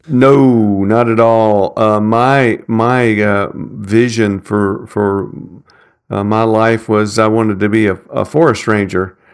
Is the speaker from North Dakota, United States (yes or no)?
no; Nashville, Tennessee, United States; I grew up in North Nashville in Madison